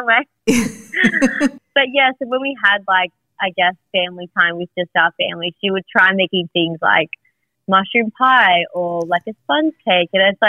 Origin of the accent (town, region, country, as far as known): Sydney, New South Wales, Australia; born or raised there